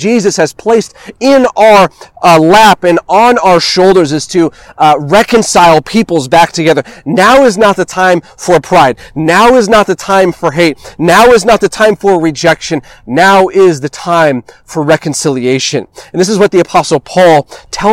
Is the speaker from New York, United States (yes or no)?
no; California, United States; before I am an American, before I am Mexican or Italian, before I am a Californian, I am a child of God